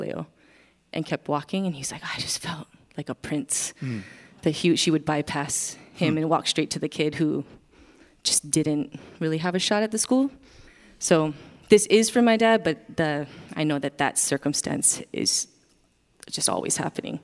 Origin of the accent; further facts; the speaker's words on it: Wailuku, Hawaii, United States; moved away; I am from Wailuku, Maui